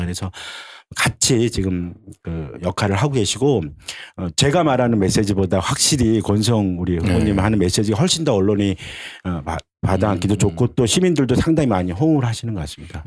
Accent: Seoul, South Korea; 유일한 아마 서울 토박이가 니까

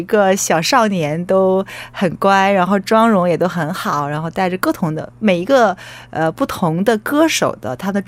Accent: Weihai, Shandong, China; 它那个海域应该是会，如果厉害的话，能够游到我的故乡威海。

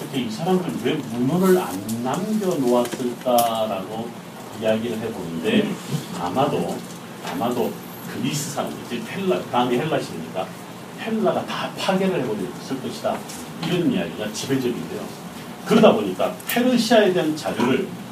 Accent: South Korea

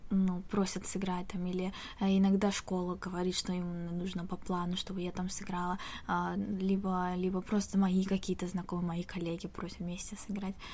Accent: Tashkent, Uzbekistan; moved away as an adult; now in South Korea; Да, в Ташкенте.

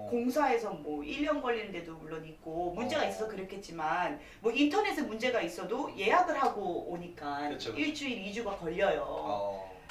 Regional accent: South Korea; 당당하게 저는 한국인이고 음. 주민등록증도 나왔고 주민번호가 있습니다.

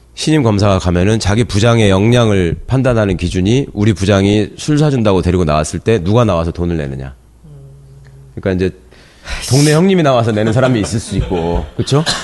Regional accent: Jeonju, North Jeolla, South Korea; moved away; 제 고향이 고향이 전주인데

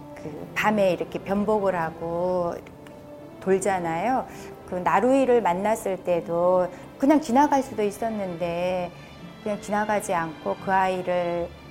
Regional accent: Sangju, North Gyeongsang, South Korea; 제 고향이 상주다 보니까

